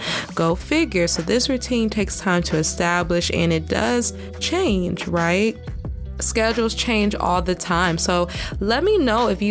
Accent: the South, United States; I'm from the South

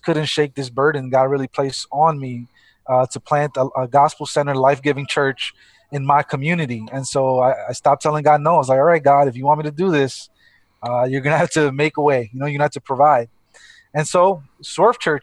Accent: New York City, New York, United States; this is my neighborhood, born and raised in Brooklyn

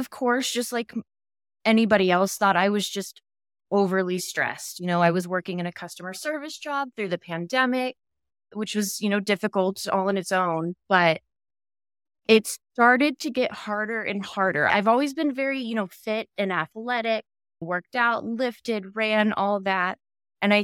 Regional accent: Dallas, Texas, United States; Yeah, I'm actually from Texas. I've lived here my whole life. I grew up in Dallas, so maybe that's why I don't have much of an accent in the city and the suburbs.

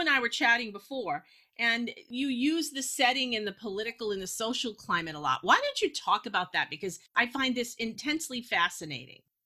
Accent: Massachusetts, United States; also born or lived in New York; I was born in New York, and even though I was a little girl when we moved to Massachusetts

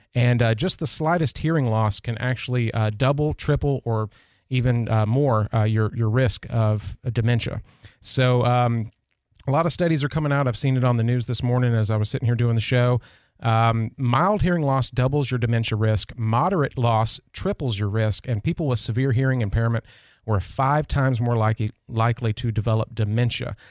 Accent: United States; being an American and being here in this country

